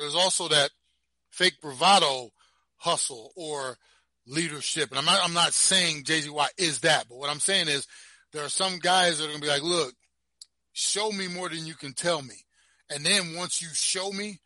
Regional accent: Browns Mills, New Jersey, United States; moved away as an adult; I came from Browns Mills, New Jersey, Pemberton

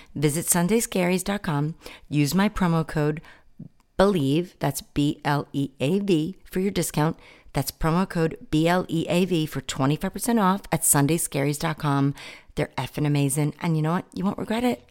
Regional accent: New York City, New York, United States; growing up in Brooklyn

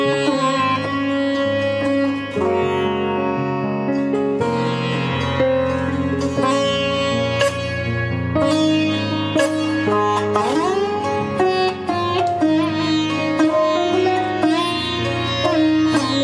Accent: Delhi, India; now in New York, United States; I was born and brought up in Delhi

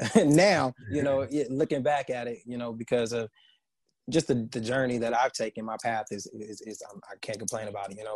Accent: San Bernardino, California, United States; from San Bernardino, California, which is an uh, hour outside

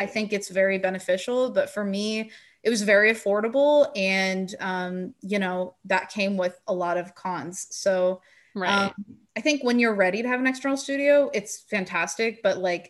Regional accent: Bay Area, California, United States; I'm from the Bay Area

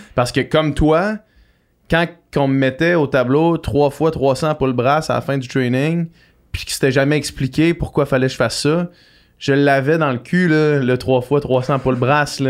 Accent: Quebec City, Quebec, Canada; j'étais comme chez nous, à Québec, l'Université Laval

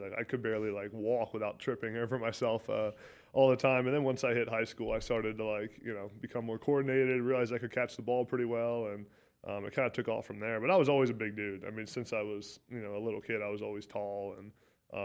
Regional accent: Pennsylvania, United States; I liked it. I thought I was going to be there for a while.

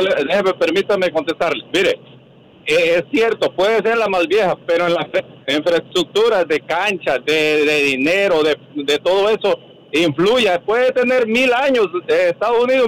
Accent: El Salvador; yo soy del El Salvador, yo he ido a varios estadios de El Salvador

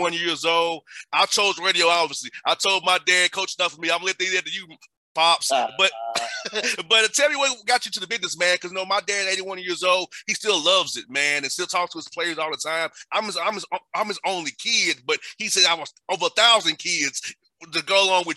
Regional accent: Atlanta, Georgia, United States; born or raised there

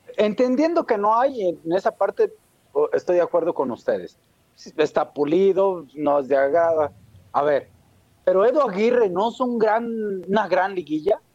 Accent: Mexico; nosotros como mexicanos

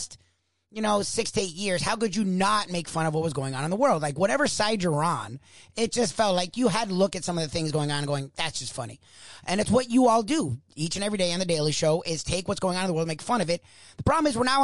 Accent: South Florida, United States; I'm from South Florida

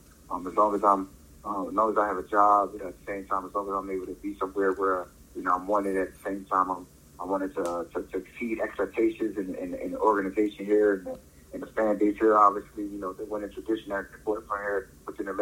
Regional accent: Philadelphia, Pennsylvania, United States; moved away; coming back to the city, coming back to my hometown

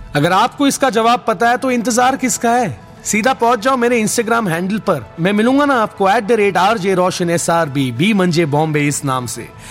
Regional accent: Mumbai, Maharashtra, India; मैं खुद मुंबई से हूं

